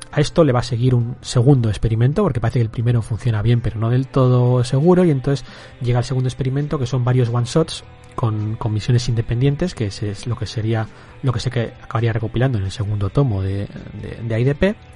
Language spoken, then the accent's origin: Spanish; Bilbao, Basque Country, Spain; Si hay que siempre aquí nos tiramos a la piscina, que somos de Bilbao.